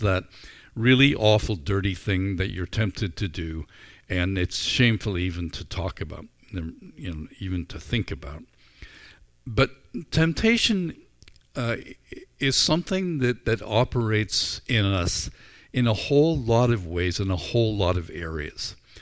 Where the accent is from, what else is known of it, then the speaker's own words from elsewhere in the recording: Northern Ireland, United Kingdom; moved away as an adult; also born or lived in Vancouver, Canada; now in Canada; I grew up in Northern Ireland